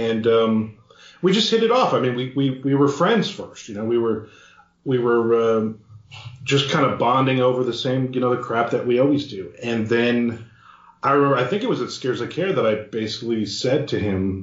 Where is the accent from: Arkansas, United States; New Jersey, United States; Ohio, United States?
New Jersey, United States; Belford; I'm from Belfort, New Jersey